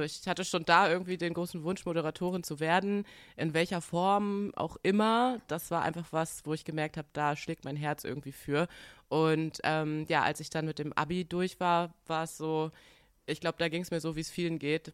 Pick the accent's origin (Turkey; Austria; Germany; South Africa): Germany; Bremen; also born or lived in Washington DC; ich bin 1990 in Washington DC geboren und ähm, ja, mein äh, Vater ist Amerikaner, meine Mutter ist Deutsche mhm. und ähm, ich bin äh, mit fünf Jahren nach äh, Bremen gezogen